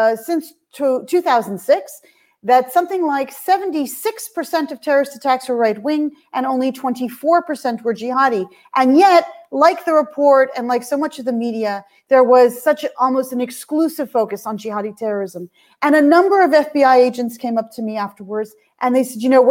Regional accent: Canada; as a Canadian, I can hear the Canadian accent.

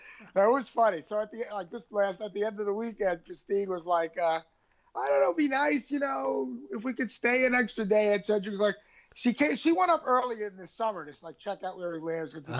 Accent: New York, United States; as a New Yorker, I like upstate New York.

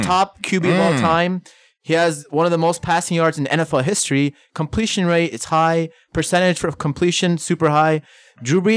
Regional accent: New Orleans, Louisiana, United States; also born or lived in Pakistan / Bronx, New York City; I grew up in New Orleans. That was my childhood there

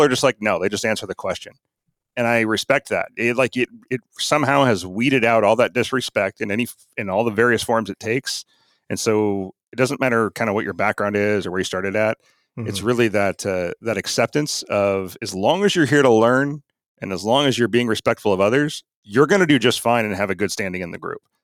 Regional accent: Arlington, Washington, United States; I grew up in Arlington, Washington, back before it had stoplights

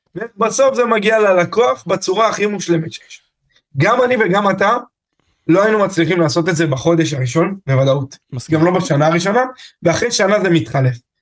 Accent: Afula, Northern District, Israel; אני מעפולה

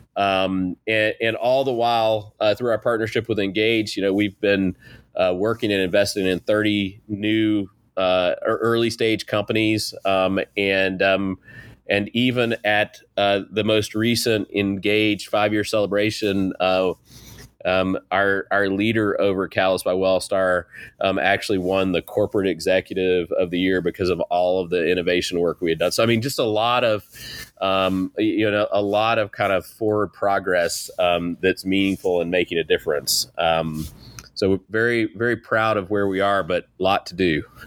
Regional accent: Eastern North Carolina, United States; I grew up in East North Carolina

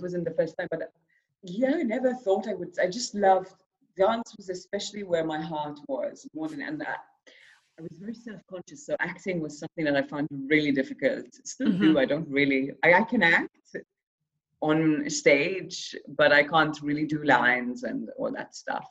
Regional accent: Malta; I'm from Malta

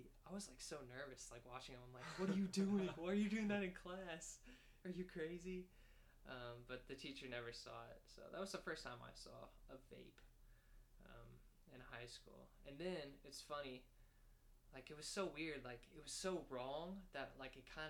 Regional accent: Arlington, Texas, United States; moved away as an adult; now in Fayetteville, United States; we're both from Arlington, Texas

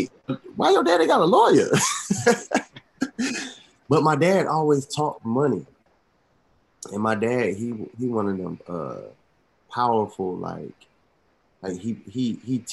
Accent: Atlanta, Georgia, United States; born and raised in Atlanta, College Park.

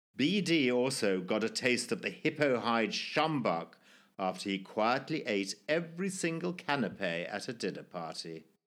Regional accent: Zimbabwe; my life growing up in Zimbabwe, or formerly Rhodesia, in the nineteen sixties and seventies

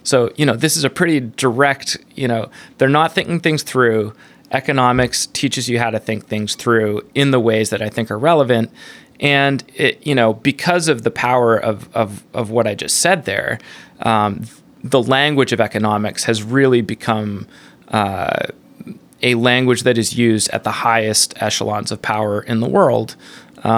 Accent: Canada; now in United States; I'm a Canadian, you know, environmentalist, Buddhist

